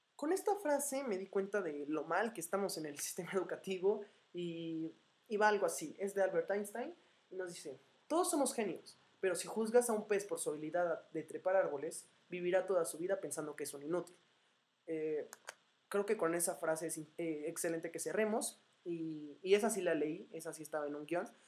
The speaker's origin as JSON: {"language": "Spanish", "town": "Morelia", "region": "Michoacán", "country": "Mexico", "moved": "yes", "lives_now": "Puebla, Mexico", "said": "soy de Morelia, Michoacán"}